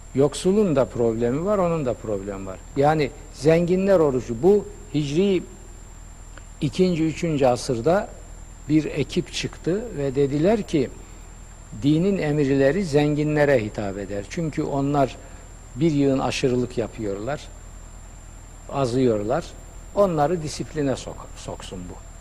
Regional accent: Black Sea Region, Turkey; Denizde büyümüşüm. Karadeniz çocuğu.

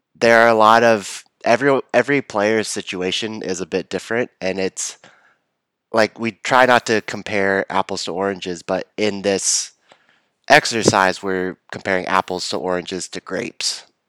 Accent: Texas, United States; moved away; also born or lived in Chapel Hill, North Carolina; So, I grew up in Texas.

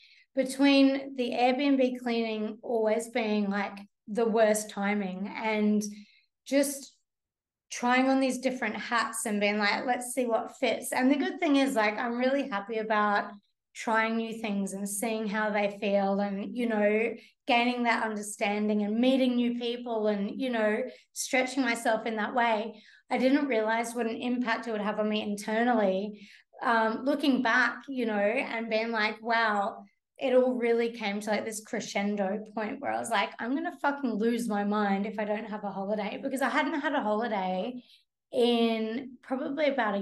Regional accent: Brisbane, Queensland, Australia; moved away; I grew up in Brisbane.

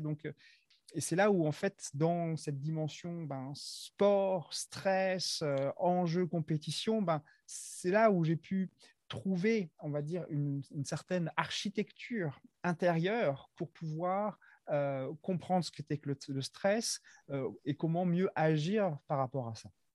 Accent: Madagascar; moved away as an adult; now in France; je suis originaire de Madagascar

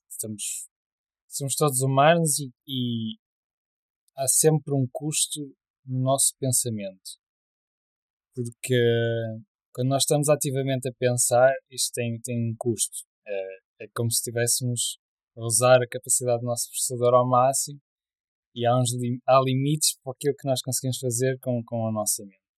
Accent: Porto, Norte, Portugal; eu nasci no Porto

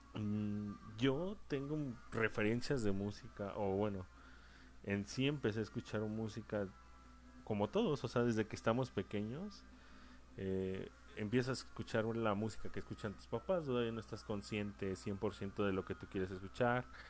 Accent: San Luis Potosí, Mexico; Yo soy de San Luis Potosí

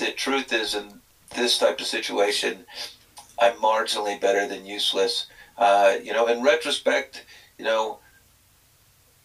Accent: Texas, United States; moved away; I grew up in Texas where there's limited outdoors

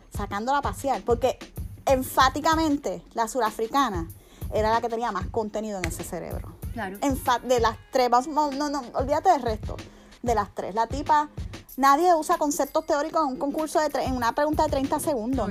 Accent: Puerto Rico; now in Miami, United States; Obviamente somos un país que no es independiente

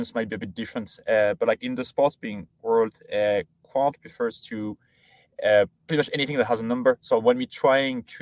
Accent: France; moved away as an adult; I grew up in France, did all my studying in there, so high school and then university there

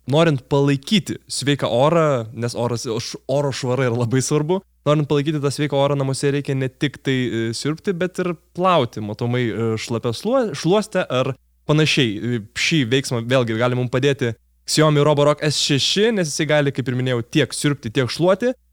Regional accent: Lithuania; ar mes lietuviai esame tvarkingi?

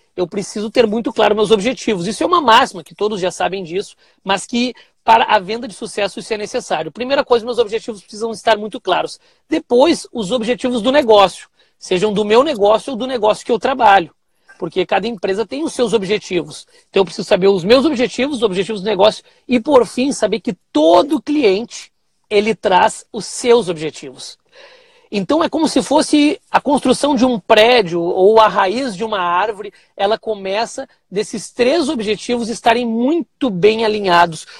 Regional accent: Cachoeirinha, Rio Grande do Sul, Brazil; Sou aqui do Rio Grande do Sul, da cidade de Cachoeirinha, do ladinho de Porto Alegre

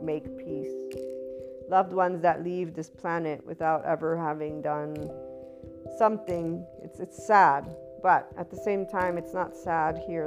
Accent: United States; As an American

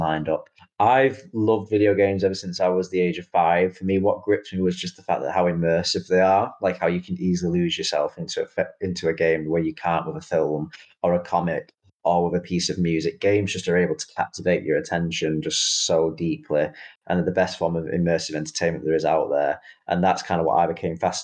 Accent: Manchester, North West England, United Kingdom; accent: Mancunian; also born or lived in India; I was actually born in India, but then brought over to the UK at a very young age in Manchester, hence why I've got the proud Mancunian accent. It was practically born into me there and then, but that's my kind of original origins. And I've always grown up in Manchester

